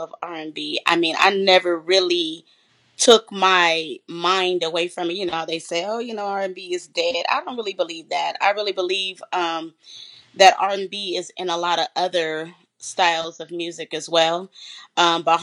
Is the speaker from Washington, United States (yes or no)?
no; San Bernardino, California, United States; I'm originally from San Bernardino, California